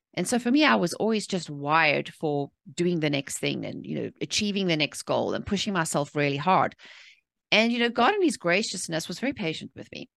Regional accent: South Africa; moved away; I was born and raised in South Africa

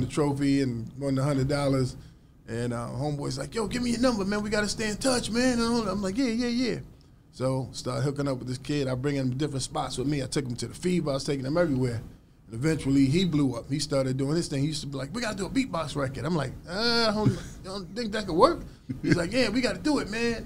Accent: New York City, New York, United States; as a kid growing up in New York, I mean, we were just doing that every day in New York City

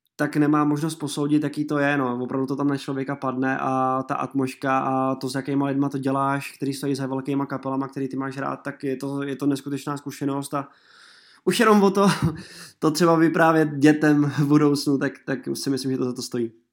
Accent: Mělník, Central Bohemian Region, Czechia; now in Prague, Czech Republic; Já jsem z Mělníka původem, ale žiju teda už nějaký ten pátek v Praze

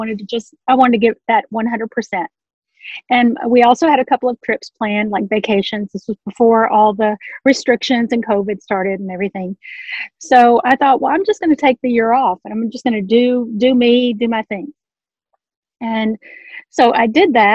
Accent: Memphis, Tennessee, United States; moved away as an adult; now in Tulsa, United States; I'm originally from Memphis, Tennessee, now live in Oklahoma near Tulsa

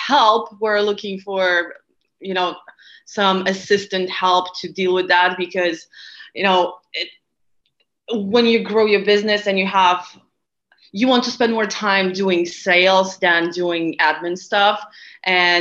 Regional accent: Lithuania; moved away as an adult; also born or lived in Latvia / Barcelona; I was born in Lithuania, which is a small country in North Europe. So I lived there until I graduated high school.

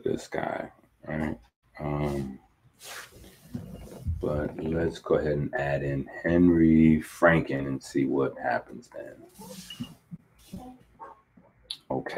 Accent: Haiti; being a Haitian is something that I hold dear

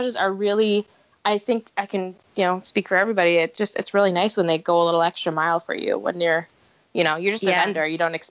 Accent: Boston, Massachusetts, United States; They found out I was from Boston

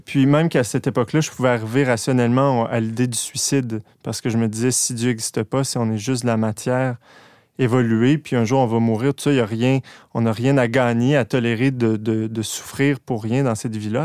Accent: Quebec, Canada; je viens de Québec. Euh, je suis né euh, dans une famille un peu instable

